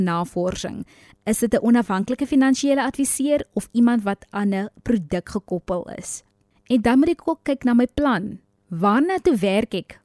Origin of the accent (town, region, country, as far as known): South Africa